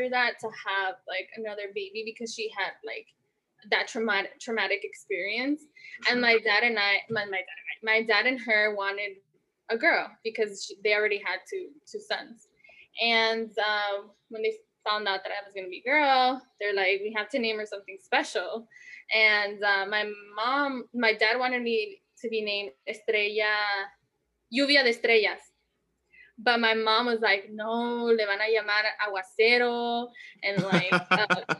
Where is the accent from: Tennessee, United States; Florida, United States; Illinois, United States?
Illinois, United States; Chicago; I was born and raised in Chicago. I still live here, and still live in the same house that I was born